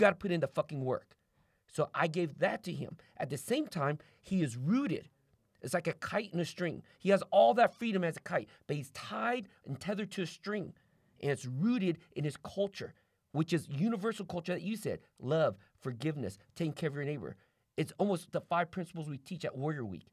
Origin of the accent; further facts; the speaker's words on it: United States; also born or lived in Vietnam; I came to America with a stepfather, grew up German Catholic